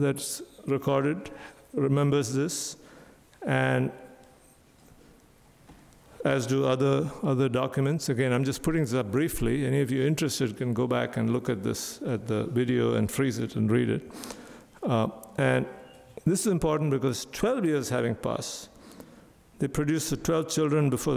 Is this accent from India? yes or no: yes; India; growing up in India